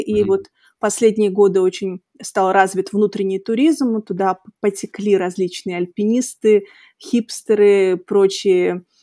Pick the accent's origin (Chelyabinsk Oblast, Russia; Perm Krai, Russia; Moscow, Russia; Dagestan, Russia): Dagestan, Russia; Makhachkala; moved away; я росла в Махачкале и закончила mm-hmm. там школу